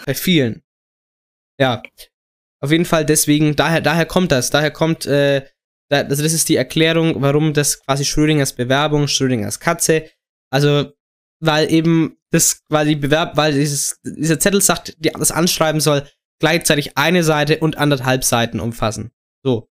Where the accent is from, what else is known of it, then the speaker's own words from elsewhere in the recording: Germany; als Deutscher